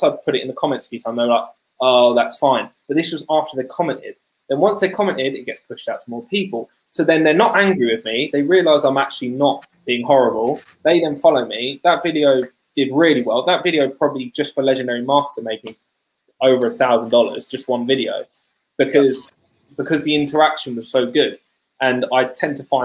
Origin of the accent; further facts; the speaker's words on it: United Kingdom; I'm British